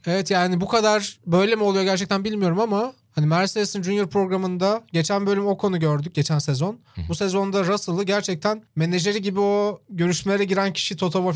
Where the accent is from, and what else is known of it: Çorlu, Tekirdağ, Turkey; born or raised there